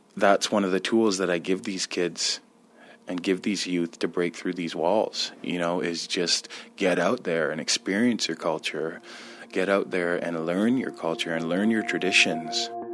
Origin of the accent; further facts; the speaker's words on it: Six Nations, Ontario, Canada; I'm Mohawk, Turtle Clan, Haudenosaunee, and I'm from Six Nations